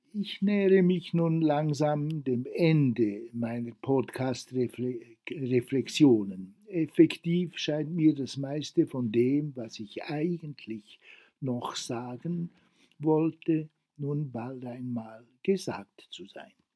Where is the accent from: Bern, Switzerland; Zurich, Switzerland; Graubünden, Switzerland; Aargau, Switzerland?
Bern, Switzerland; Worb; also born or lived in Grindelwald; aus dem Dorf Worb, wo ich aufgewachsen bin